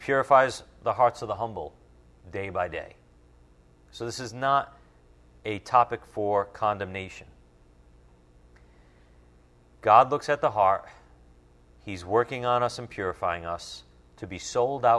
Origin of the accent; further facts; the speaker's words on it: United States; as American believers